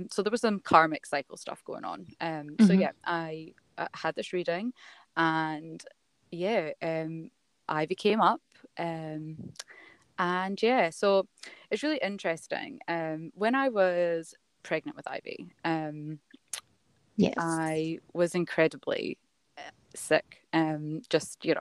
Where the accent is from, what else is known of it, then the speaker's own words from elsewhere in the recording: Scotland, United Kingdom; now in Melbourne, Australia; I'm not from Melbourne. I live in Melbourne. I'm from Scotland. As you'll notice with my accent.